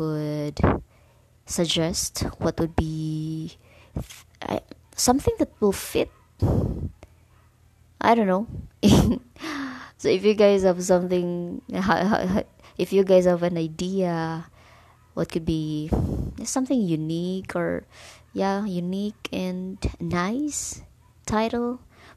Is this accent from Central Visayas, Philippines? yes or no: yes; Bohol, Central Visayas, Philippines; I'm from Bohol actually